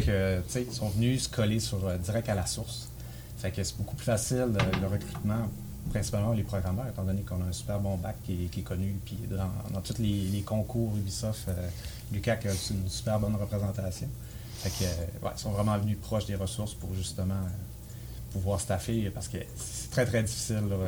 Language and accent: French; Saguenay region, Quebec, Canada; moved away as an adult; also born or lived in Montreal; il y a 15 ans que je suis parti de la région parce qu'il n'y avait rien dans les jeux vidéo